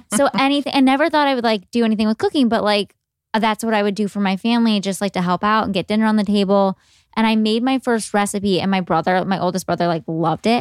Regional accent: Cleveland, Ohio, United States; were living in Cleveland. I'm from Cleveland.

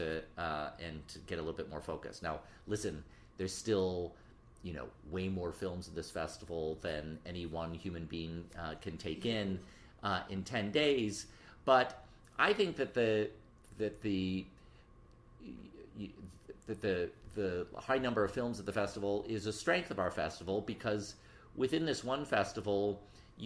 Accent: Detroit, Michigan, United States; moved away as an adult; now in New York City, United States; I grew up in Detroit, went to high school in the city, and moved to New York in my 20s

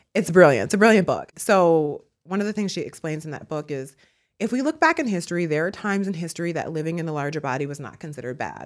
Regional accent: Milwaukee, Wisconsin, United States; now in Brooklyn, United States; I'm from Milwaukee, Wisconsin

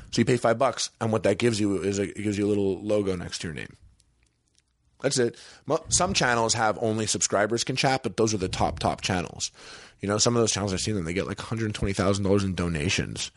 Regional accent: Canada; moved away as an adult; now in Los Angeles, United States; I'm Canadian

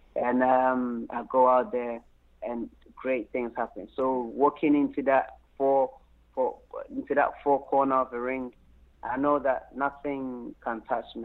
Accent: London, United Kingdom; also born or lived in Anyako, Volta Region, Ghana; I was born in Ghana, mm-hmm. Anyako, in the Volta region. And, um, you know, I moved to London, England at a very tender age, around like um, eight years old

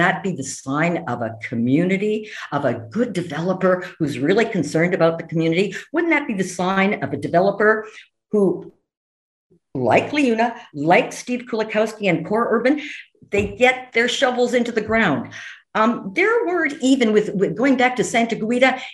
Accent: Hamilton, Ontario, Canada; I'm a downtown girl. I grew up in the North End. So I am very familiar with the old, I'm 78 years old. I'm very familiar with the old Hamilton.

